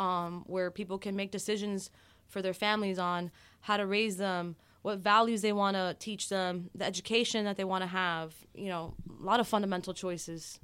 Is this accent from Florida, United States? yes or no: yes; Miami, Florida, United States; I am a born and raised in Miami, uh, daughter of Cuban exiles